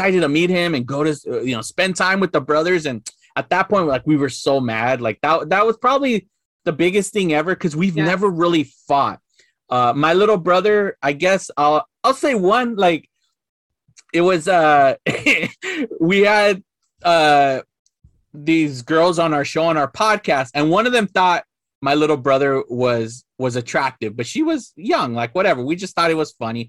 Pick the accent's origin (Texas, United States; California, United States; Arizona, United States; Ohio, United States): California, United States; Los Angeles; growing up in East